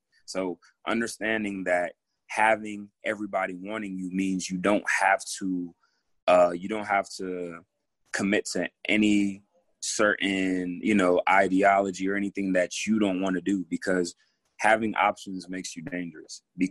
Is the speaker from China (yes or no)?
no; Togo; born there; Definitely. I was born in Togo, West Africa.